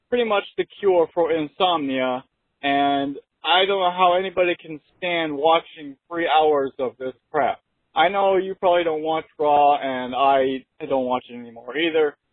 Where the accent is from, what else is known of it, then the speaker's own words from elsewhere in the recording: New Hampshire, United States; from … on YouTube. I am from New Hampshire, so I'm a local guy.